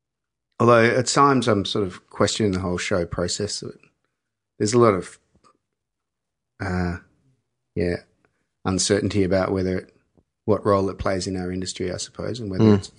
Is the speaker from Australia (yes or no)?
yes; Mornington Peninsula, Victoria, Australia; We didn't know each other, but we grew up in Mornington Peninsula.